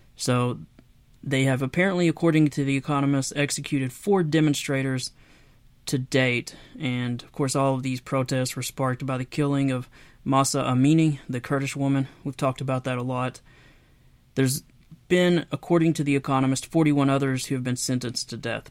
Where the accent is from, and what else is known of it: Knoxville, Tennessee, United States